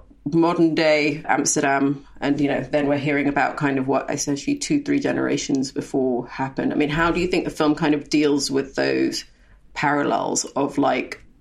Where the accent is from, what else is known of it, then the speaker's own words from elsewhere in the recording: Khartoum, Sudan; moved away; my hometown of Khartoum, Sudan